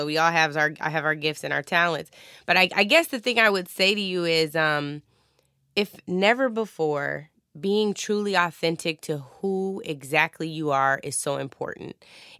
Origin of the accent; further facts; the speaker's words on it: Washington, United States; I have it on right now that says 206. That is the wonderful area code for my hometown, and I feel so, so blessed to have been to have grown up there